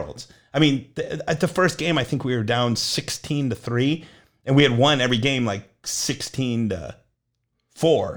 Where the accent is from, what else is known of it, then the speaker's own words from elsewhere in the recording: Illinois, United States; moved away as an adult; also born or lived in Minnesota / Mississippi; now in North Texas, United States; I grew up in Illinois